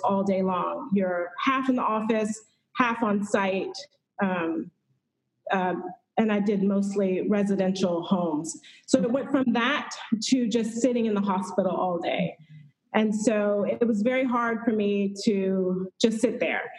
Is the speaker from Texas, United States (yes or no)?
yes; Houston, Texas, United States; moved away as an adult; also born or lived in Northern Virginia; I'm originally from Houston, Texas